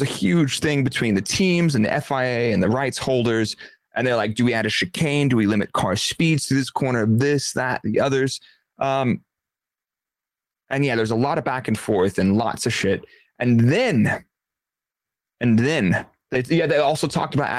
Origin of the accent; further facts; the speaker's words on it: United States; because I'm American